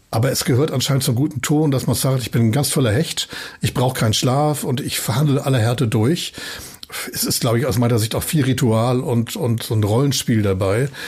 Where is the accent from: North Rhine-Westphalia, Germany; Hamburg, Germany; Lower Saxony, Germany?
Hamburg, Germany; Das ist meine Heimat, auch wirklich gerne hier bin und hier lebe. Äh, aber zu glauben, wir seien der Nabel der Welt und alle gucken nun, was sagen Hamburger dazu